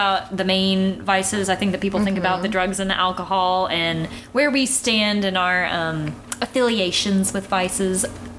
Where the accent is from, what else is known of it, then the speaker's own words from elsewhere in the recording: the South, United States; we were raised in the South.